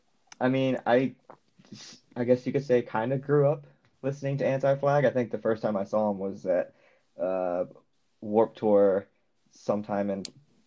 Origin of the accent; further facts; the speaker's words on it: Shiner, Texas, United States; I grew up in Texas, but more specifically, I like to tell people that I did most of my like high school education / growing into a quasi-adult in Shiner, Texas. So it's very, very tiny.